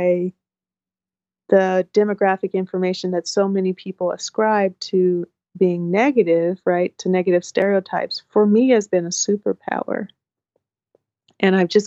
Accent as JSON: {"language": "English", "town": "Portland", "region": "Oregon", "country": "United States", "tie": "born or raised there", "said": "I grew up in Northeast Portland and North Portland."}